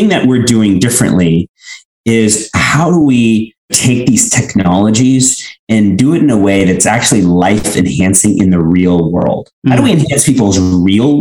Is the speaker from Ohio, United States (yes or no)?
no; Houston, Texas, United States; moved away as an adult; also born or lived in Mumbai, India / Illinois / Madrid / Paris; I was born in India, I was born in Mumbai, and I grew up in Houston.